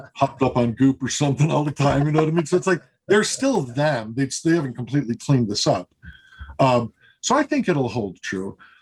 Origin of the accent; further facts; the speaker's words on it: Chicago, Illinois, United States; moved away; I'm from Chicago originally.